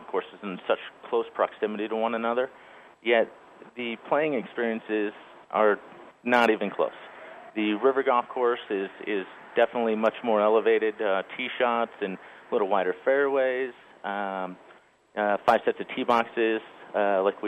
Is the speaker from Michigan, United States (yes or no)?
yes; Michigan, United States; moved away as an adult; now in Colorado, United States; I grew up in Michigan